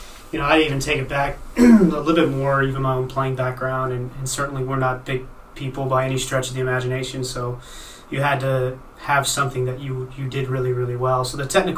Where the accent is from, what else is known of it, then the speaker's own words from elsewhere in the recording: Dallas, Texas, United States; also born or lived in Mexico / Denmark; now in Pittsburgh, United States; growing up in the Dallas area, it's a pretty Latin-heavy